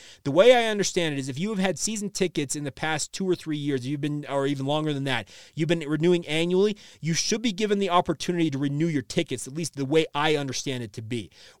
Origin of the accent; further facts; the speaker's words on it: Orem, Utah, United States; I grew up at the foot of Lavelle Edwards Stadium. I grew up in Orem, Utah, went to BYU games my entire life.